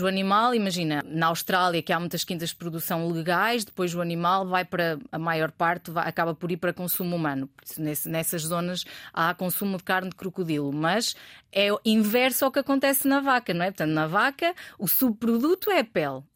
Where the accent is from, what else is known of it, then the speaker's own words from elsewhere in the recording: Bragança, Norte, Portugal; moved away as an adult; also born or lived in Porto; eu sou, eu sou de Bragança, o sotaque não, não engana